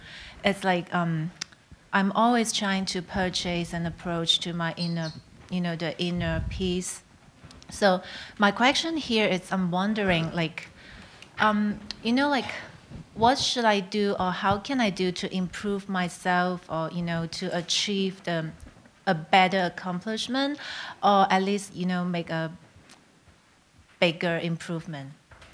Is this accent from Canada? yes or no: no; Hong Kong; So I came from Hong Kong and I have been studying the Tibetan Buddhism for more than 20 years since I was a kid, affected by my mom.